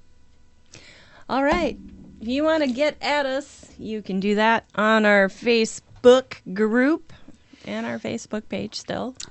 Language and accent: English; Minnesota, United States; I come from Viking land, Minnesota